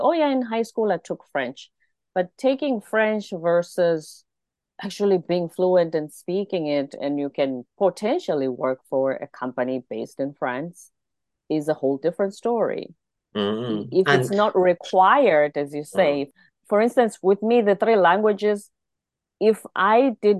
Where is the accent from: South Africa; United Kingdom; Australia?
South Africa; one of the advantages of being South African is that, well, currently my country has 11 official languages